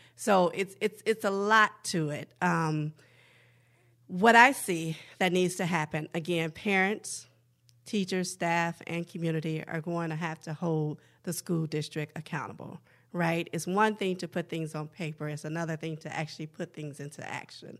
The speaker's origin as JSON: {"language": "English", "town": "Chicago", "region": "Illinois", "country": "United States", "tie": "born or raised there", "moved": "yes", "lives_now": "Minneapolis, United States", "said": "Northside, Minneapolis has actually been my home since I relocated here from Chicago as my hometown"}